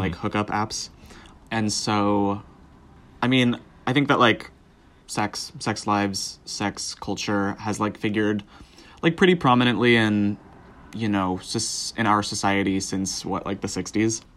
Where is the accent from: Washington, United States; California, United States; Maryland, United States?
California, United States; Southern; I grew up in Southern California